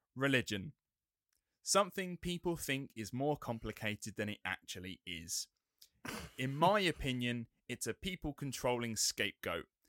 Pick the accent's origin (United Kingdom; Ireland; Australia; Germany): United Kingdom; England; being English